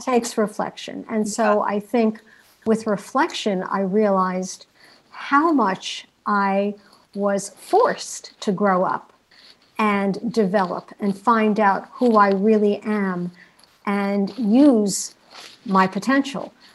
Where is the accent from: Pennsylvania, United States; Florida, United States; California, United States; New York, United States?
New York, United States; New York City; my own aspirations as a young American child growing up in New York City